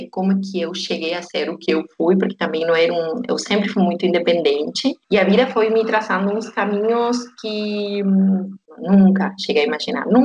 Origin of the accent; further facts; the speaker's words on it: Argentina; Portuguese is a second language; Eu não sou de Buenos Aires, eu sou do interior, bem do interior, mas eu fiz a carreira universitária, eu fiz faculdade em Buenos Aires.